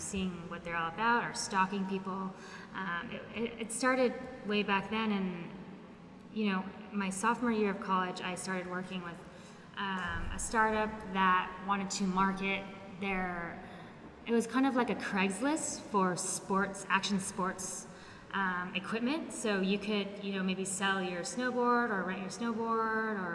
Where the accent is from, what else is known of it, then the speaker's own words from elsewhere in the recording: Los Angeles, California, United States; moved away as an adult; now in Barcelona, Spain; I'm born and raised in Los Angeles, California, and I moved to Barcelona 6 years ago